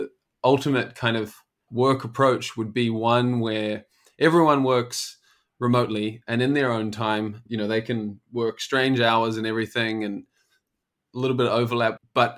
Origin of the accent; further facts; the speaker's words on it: New Zealand; now in Amsterdam, Netherlands; I am originally from New Zealand, but I live here in Amsterdam in the Netherlands.